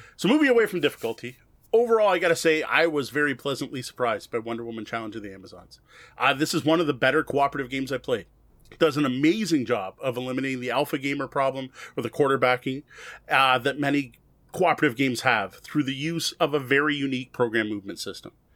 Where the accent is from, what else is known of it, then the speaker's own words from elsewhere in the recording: Canada; I'm Canadian